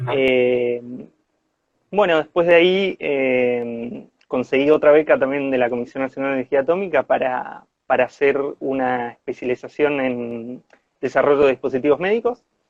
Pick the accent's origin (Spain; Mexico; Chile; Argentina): Argentina; Corrientes; moved away as an adult; now in Bariloche, Argentina; primo de Francisco, eh, de Corrientes